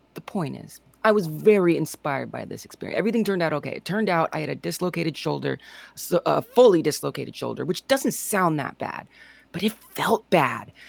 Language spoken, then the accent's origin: English; Southern Illinois / St. Louis, United States; I'm from Southern Illinois in Saint Louis